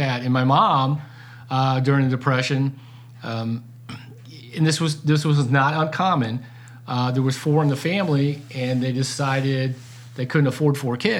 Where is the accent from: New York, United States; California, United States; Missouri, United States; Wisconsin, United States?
Missouri, United States; North St. Louis County; accent: Ozark; also born or lived in Ozarks; I grew up in North St. Louis County